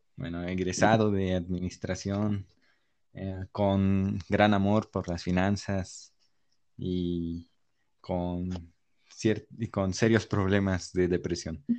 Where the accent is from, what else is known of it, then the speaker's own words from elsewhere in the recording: Mexico; nacer en este país que ni siquiera elegí yo nacer en este país